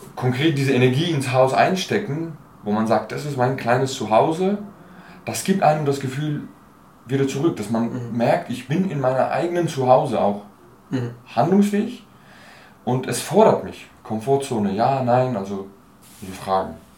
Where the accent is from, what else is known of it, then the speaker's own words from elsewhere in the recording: Basel, Basel-Stadt, Switzerland; moved away as an adult; also born or lived in Turkey / Germany; now in Berlin, Germany; zwischen elf und 23, äh, genau, äh, war ich in Basel. Ja, habe ich gelebt, also aufgewachsen, Schule und so weiter